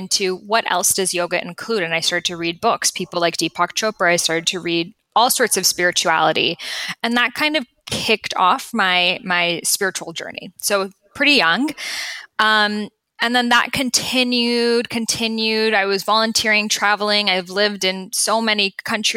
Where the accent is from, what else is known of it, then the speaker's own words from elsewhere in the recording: Boston, Massachusetts, United States; I grew up in Boston.